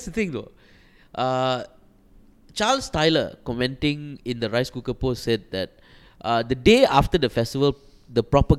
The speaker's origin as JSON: {"language": "English", "country": "Malaysia", "said": "everybody say we Malaysians should empower ourselves."}